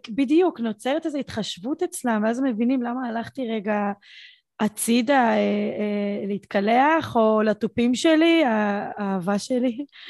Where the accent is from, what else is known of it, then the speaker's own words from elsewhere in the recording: Beersheba, Southern District, Israel; אני מבאר שבע